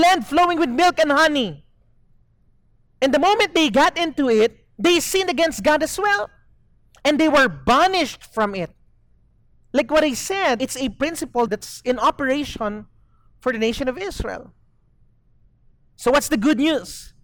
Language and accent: English; Zamboanga City, Zamboanga Peninsula, Philippines; moved away as an adult; now in Dumaguete, Philippines; I grew up in Zamboanga, but I've been in Dumaguete for close to 20 years now